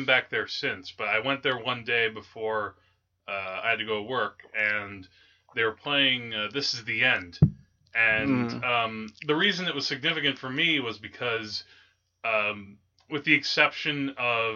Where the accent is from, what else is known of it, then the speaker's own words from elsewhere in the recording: Teaneck, New Jersey, United States; I grew up in Teaneck